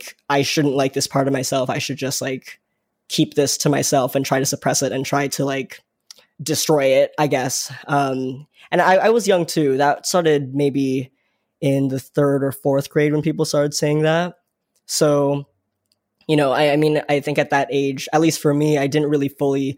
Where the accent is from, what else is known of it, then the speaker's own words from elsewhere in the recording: Vaughan, Ontario, Canada; I grew up in the greater Toronto area. I grew up in Vaughan, and even deeper into that, Woodbridge